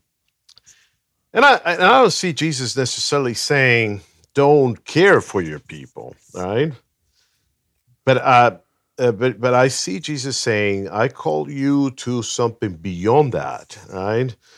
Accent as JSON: {"language": "English", "country": "Venezuela", "tie": "born or raised there", "moved": "yes", "lives_now": "Los Angeles, United States", "said": "I was born in Venezuela, um, but I have lived most of my life here in L A."}